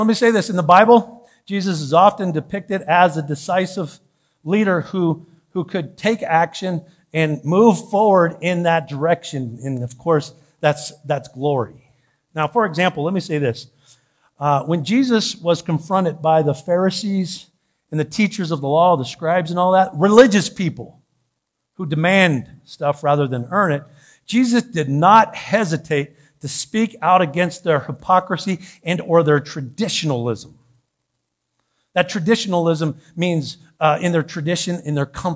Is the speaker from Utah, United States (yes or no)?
no; San Diego, California, United States; I'm from San Diego.